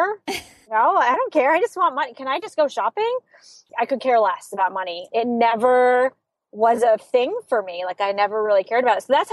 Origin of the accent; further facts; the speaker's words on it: Saratoga Springs, New York, United States; I grew up in Saratoga Springs, New York